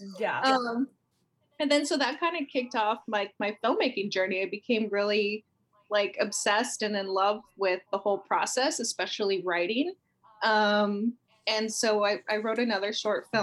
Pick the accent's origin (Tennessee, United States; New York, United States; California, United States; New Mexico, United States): California, United States; San Francisco; moved away as an adult; now in Los Angeles, United States; in San Francisco where I'm from the Bay Area, born and raised